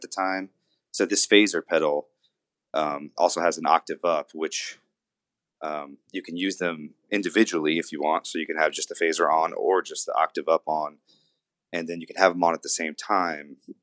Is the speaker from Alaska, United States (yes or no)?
no; Louisiana, United States; I'm from Louisiana. I was born in a smaller town about forty-seven miles southwest of here.